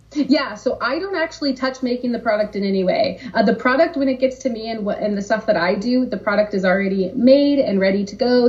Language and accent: English; Southern California, United States; also born or lived in San Diego; I'm from Southern California. I had just moved to San Diego